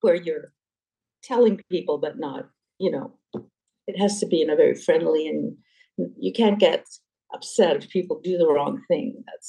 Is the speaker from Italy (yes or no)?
no; Canada; also born or lived in Switzerland; I was born in Switzerland. My parents are Canadian, we're Canadian.